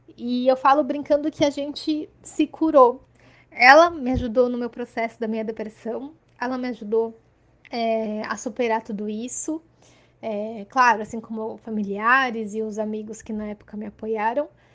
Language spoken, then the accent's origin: Portuguese; Santos, São Paulo, Brazil; sou de Santos, litoral de São Paulo